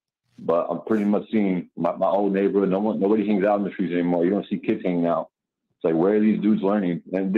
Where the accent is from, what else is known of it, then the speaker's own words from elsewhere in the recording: New York City, New York, United States; I grew up in the Bronx, Malvanian, like a mafia neighborhood.